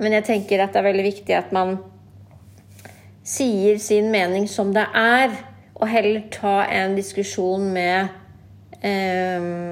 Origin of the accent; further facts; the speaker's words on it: Norway; Jeg ser jo ikke på meg selv som norsk, selv om jeg er født og oppvokst i Norge